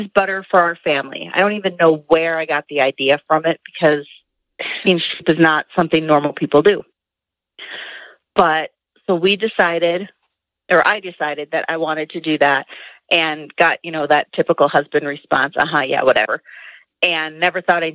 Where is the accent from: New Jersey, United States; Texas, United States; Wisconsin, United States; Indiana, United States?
Wisconsin, United States; Milwaukee; moved away as an adult; now in Idaho, United States; I originally grew up in Wisconsin, just outside of Milwaukee